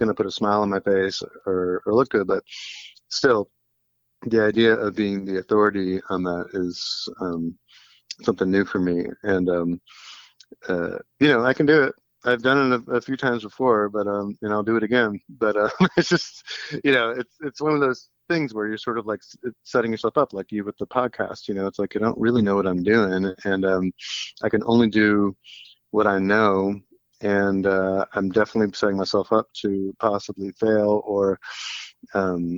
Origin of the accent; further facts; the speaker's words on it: University City, Missouri, United States; I grew up in St. Louis, Missouri, and are in a suburb called University City or U City